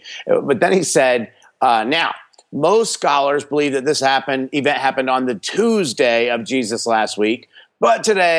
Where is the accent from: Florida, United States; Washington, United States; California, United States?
Florida, United States; Miami; born there; also born or lived in New Jersey / New York; I was born in Miami, Florida, and then I moved around a lot. I moved from Florida to New Jersey, back to Florida, and then to upstate New York.